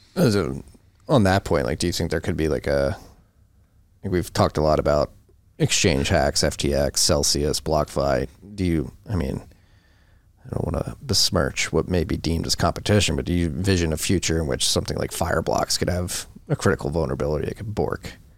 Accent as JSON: {"language": "English", "town": "Philadelphia", "region": "Pennsylvania", "country": "United States", "said": "we're both from Philadelphia"}